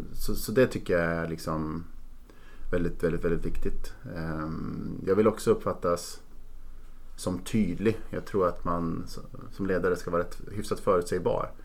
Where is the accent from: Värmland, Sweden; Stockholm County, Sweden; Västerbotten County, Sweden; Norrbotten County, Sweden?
Västerbotten County, Sweden; Norrland, between Umeå and Skellefteå; född och uppvuxen i Norrland i ett litet samhälle mellan Umeå och Skellefteå